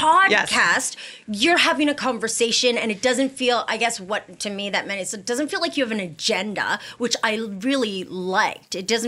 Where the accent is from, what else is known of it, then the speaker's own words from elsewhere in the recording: Canada; I'm Canadian.